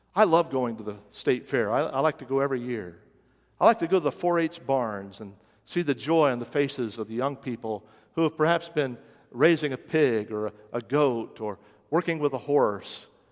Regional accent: West Virginia, United States; moved away as an adult; also born or lived in Minnesota; my home state of West Virginia

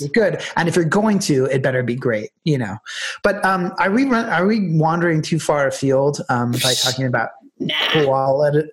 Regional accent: United States; moved away as an adult; now in Ireland; looking upon Ireland from as an American

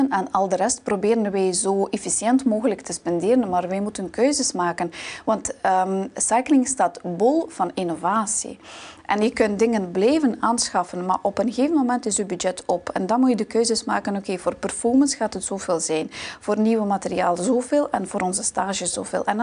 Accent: Baikonur, Kazakhstan; born there; dus ik ben geboren in Kazachstan aan de lanceerbasis in Baikonur.

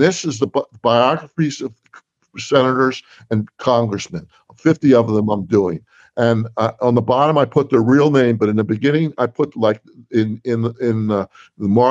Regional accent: New Jersey, United States; I'm from New Jersey

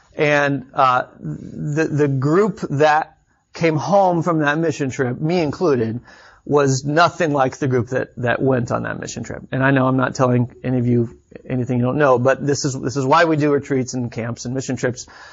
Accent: Austin, Texas, United States; moved away as an adult; also born or lived in Chicago; I grew up in Austin, Texas, about three hours south of here, and then, um, moved to Chicago for college

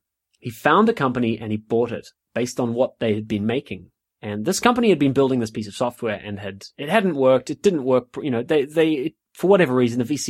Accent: New Zealand; also born or lived in South West England; now in United Kingdom; So I come from New Zealand, as some of the listeners may or may not know. I come from New Zealand and I live in the UK.

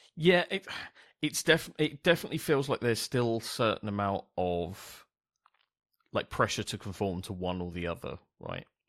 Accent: London, United Kingdom; I grew up in South East London

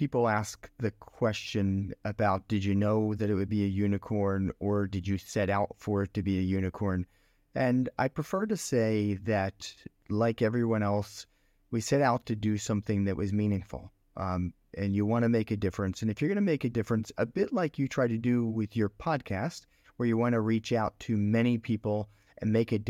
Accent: Philadelphia, Pennsylvania, United States; now in Singapore; I grew up in Pennsylvania, in Philadelphia, Pennsylvania.

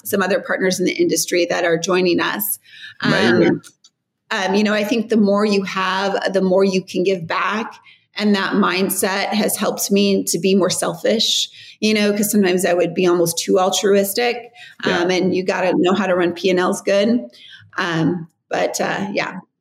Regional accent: Riverside, California, United States; born or raised there; moved away

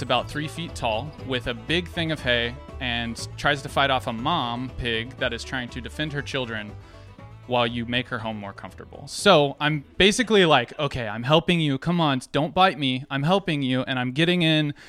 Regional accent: Norcross, Georgia, United States; I'm from Norcross, Georgia. I'm from Atlanta. I'm a city boy.

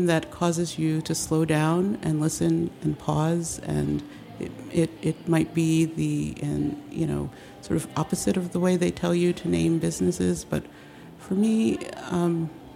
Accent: upstate New York, United States; also born or lived in Denver; now in Washington, D.C., United States; I am originally from New York, upstate New York. Was where I was raised

